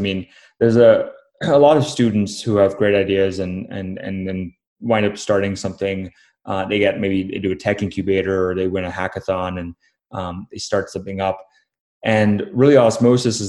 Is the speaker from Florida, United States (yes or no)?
yes; Florida, United States; also born or lived in Namibia / Durban, South Africa; I grew up in Florida